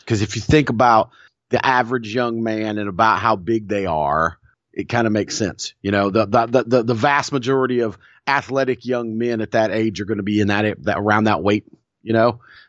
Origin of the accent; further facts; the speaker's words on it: Chicago, Illinois, United States; growing up in Chicago. It is not a northern city, but it is a Midwestern city.